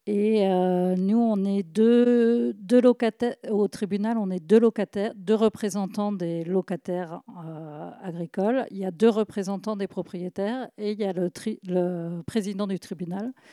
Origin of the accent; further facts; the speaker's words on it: Brittany, France; comme je suis bretonne